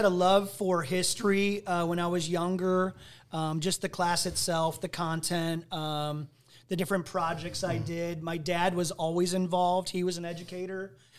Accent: Ohio, United States; So I'm from Northeast Ohio.

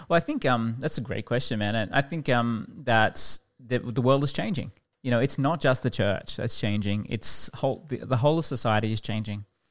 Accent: Toowoomba, Queensland, Australia; also born or lived in Warwick; now in Brisbane, Australia; I actually grew up outside of Brisbane in Toowoomba

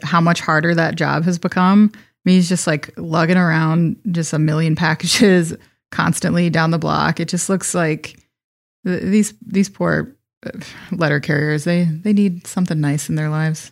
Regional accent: Wisconsin, United States; I'm from Wisconsin

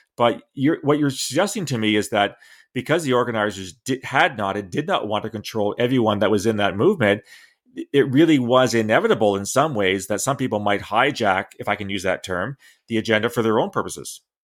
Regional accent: London, Ontario, Canada; nine eighty C F P L in London, my hometown

